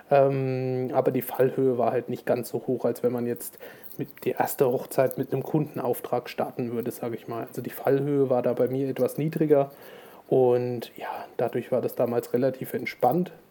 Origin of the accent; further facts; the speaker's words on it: Thuringia, Germany; also born or lived in Schweinfurt; ich komme aus Thüringen, habe äh, lange Zeit in Schweinfurt gelebt, quasi Bayern, und äh, bin jetzt seit ja, ungefähr zwei Jahren wieder in die Heimat gezogen